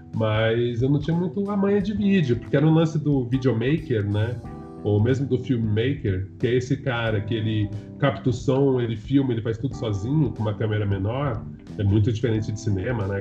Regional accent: São Paulo, Brazil; eu sou de São Paulo

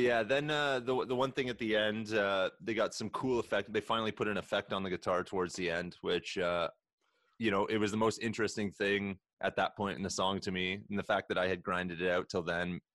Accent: Canada; we are Canadian legal cannabis smokers

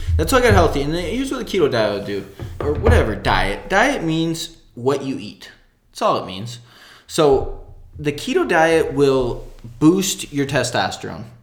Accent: right outside Detroit, Michigan, United States; moved away as an adult; now in El Paso, United States; I grew up in Michigan, right outside Detroit

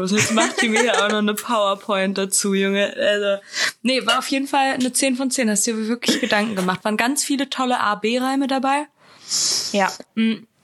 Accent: Spain; Na, ich, ich bin doch Spanierin.

